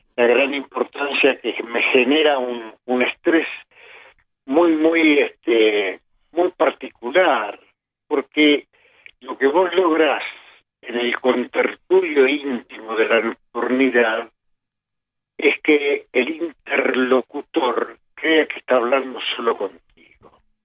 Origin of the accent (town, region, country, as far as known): Buenos Aires, Argentina; born or raised there; also born or lived in Montevideo, Uruguay